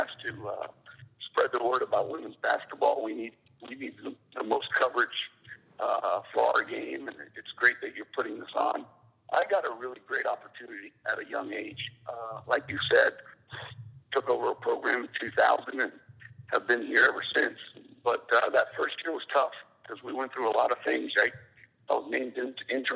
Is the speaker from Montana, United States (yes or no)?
no; Miami, Florida, United States; in Miami, born and raised